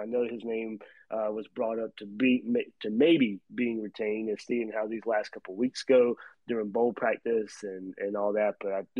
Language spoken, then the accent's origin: English; Georgia, United States; growing up in Georgia